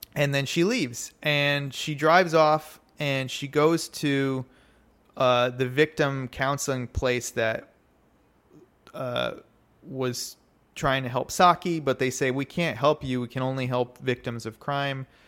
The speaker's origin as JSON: {"language": "English", "country": "United States", "said": "as an American"}